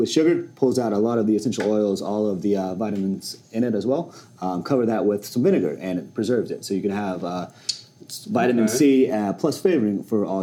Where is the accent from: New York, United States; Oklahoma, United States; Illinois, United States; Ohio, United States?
Oklahoma, United States; I was born and raised in Oklahoma